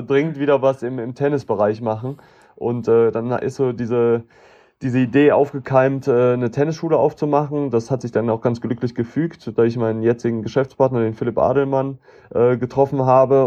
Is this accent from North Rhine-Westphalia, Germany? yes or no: yes; Cologne, North Rhine-Westphalia, Germany; für mich als Kölner